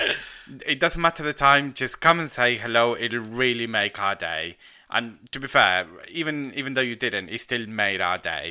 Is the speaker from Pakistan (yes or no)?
no; Argentina; I'm Argentinian